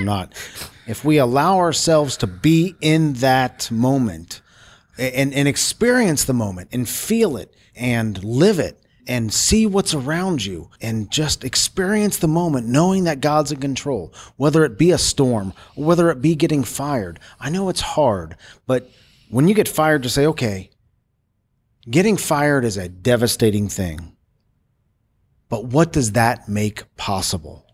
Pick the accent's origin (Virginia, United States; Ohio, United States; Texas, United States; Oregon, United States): Ohio, United States; Cincinnati; I'm from Cincinnati, Ohio